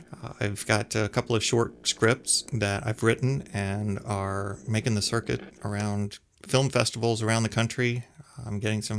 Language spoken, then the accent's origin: English; Birmingham, Alabama, United States; moved away as an adult; also born or lived in New York City; I grew up in Birmingham, Alabama.